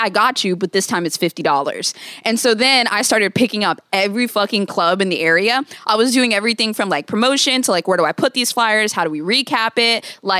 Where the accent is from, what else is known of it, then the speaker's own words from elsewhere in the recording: Virginia, United States; Virginia. I got kicked out of three schools.